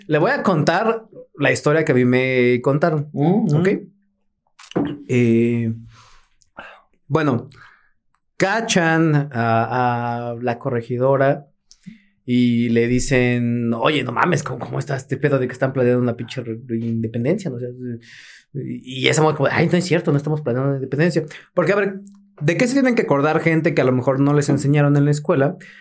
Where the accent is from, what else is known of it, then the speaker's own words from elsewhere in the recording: Mexico; nosotros como mexicanos